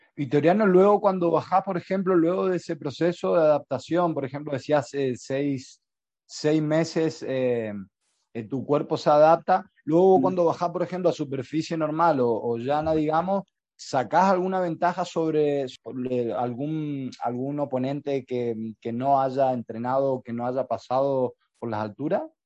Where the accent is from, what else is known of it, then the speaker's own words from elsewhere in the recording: Argentina; now in Spain; somos argentinos